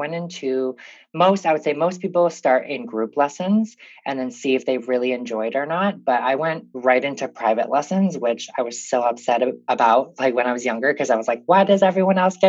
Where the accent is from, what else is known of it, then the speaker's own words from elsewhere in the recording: Rochester, Minnesota, United States; I'm from Rochester, Minnesota. I grew up here